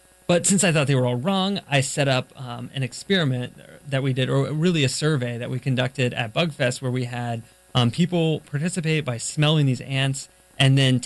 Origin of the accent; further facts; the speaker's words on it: Florida, United States; I was from Florida, so we were based out of Tallahassee, Florida